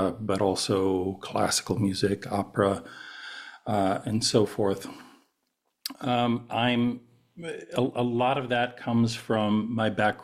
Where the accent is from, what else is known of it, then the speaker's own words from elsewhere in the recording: United States; moved away as an adult; also born or lived in Newark, New Jersey; now in Lund, Sweden; I'm an American, presently living in Scandinavia.